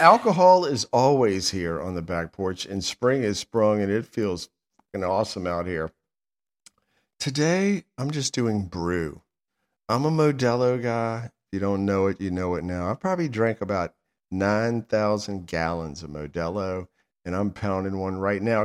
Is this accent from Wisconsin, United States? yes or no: no; Sandston, Virginia, United States; I'm from Sanston